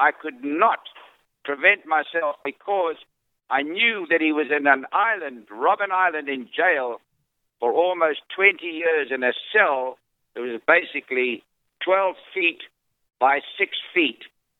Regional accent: South Africa; me being a South African.

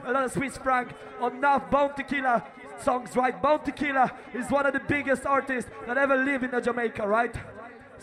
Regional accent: Poland; we come from Poland

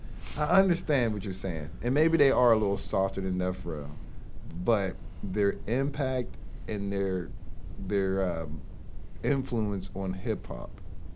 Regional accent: East Coast, United States; Especially we're from the East Coast

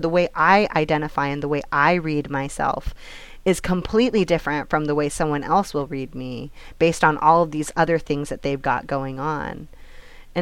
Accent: Hollister, California, United States; my hometown, Hollister, in San Benito

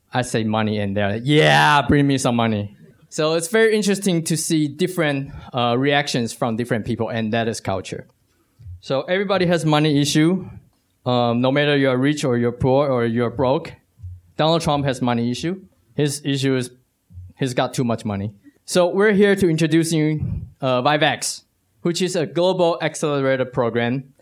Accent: Taiwan; I'm from Taiwan

